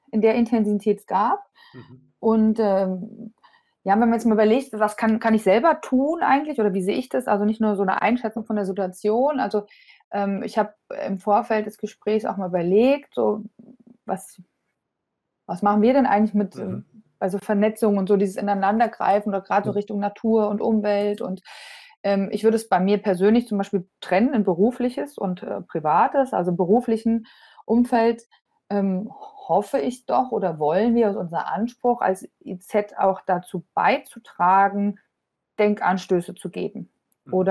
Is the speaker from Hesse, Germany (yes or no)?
yes; Hesse, Germany; Ich bin selber, selber Hessin hier und im, Vor im Vordertown ist groß geworden.